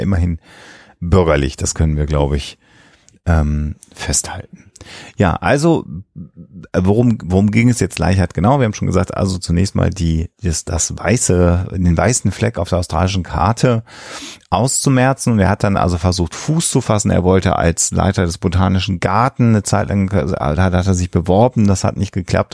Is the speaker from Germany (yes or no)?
yes; Germany; Bei uns in Deutschland